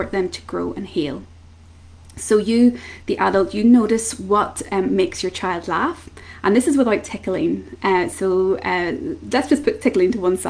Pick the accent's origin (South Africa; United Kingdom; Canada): United Kingdom; Belfast, Northern Ireland; I'm from Belfast in Northern Ireland.